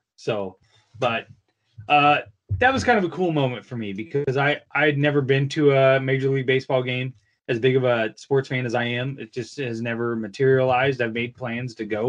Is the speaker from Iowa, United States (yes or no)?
yes; Des Moines, Iowa, United States; I'm from Des Moines, Iowa